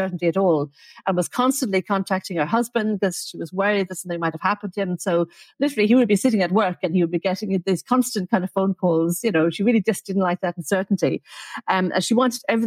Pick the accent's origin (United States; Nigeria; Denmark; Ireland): Ireland; Dublin, Leinster; also born or lived in Oxford; now in Adelaide, Australia; I grew up in Dublin